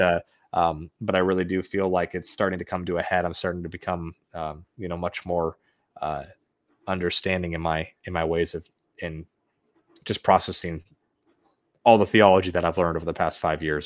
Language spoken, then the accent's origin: English; the Northwest, Pacific Northwest, United States; now in Arizona, United States; I'm originally from the Northwest area